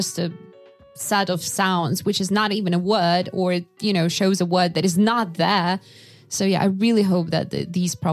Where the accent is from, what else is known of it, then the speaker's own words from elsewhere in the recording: Yakutia, Sakha Republic, Russia; when I was growing up in Yakutia, in my sixth grade